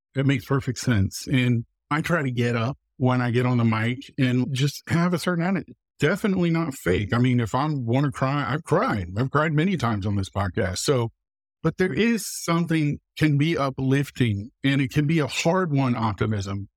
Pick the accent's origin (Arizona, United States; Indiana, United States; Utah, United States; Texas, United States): Indiana, United States; Muncie; also born or lived in Iowa; I was born in Muncie, Indiana